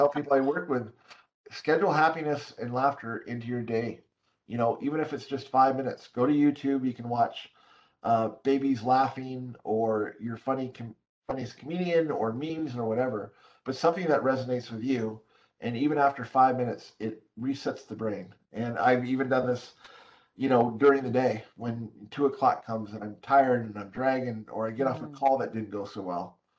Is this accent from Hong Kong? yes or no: yes; Hong Kong; Well, I'm born and raised in Hong Kong, although I'm a white Caucasian male.